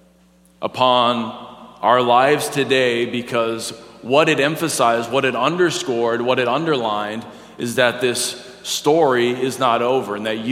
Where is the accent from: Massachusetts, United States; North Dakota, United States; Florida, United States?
North Dakota, United States; moved away; I'm from North Dakota